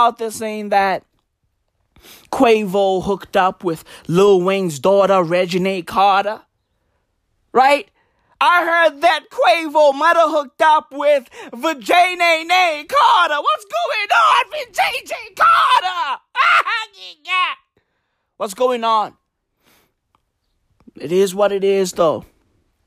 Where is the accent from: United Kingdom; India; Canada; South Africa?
South Africa; I'm South African, right? And I owe my being to the hills and valleys of this fucking country